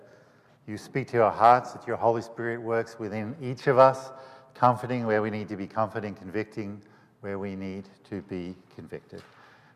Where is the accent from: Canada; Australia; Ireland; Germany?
Australia; now in United States